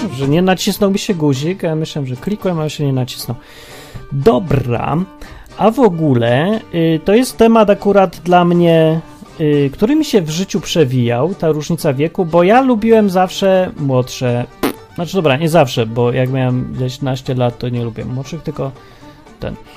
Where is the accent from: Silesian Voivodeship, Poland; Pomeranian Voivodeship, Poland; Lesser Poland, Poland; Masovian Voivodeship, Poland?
Lesser Poland, Poland; Kraków; Wychowaliśmy się w Krakowie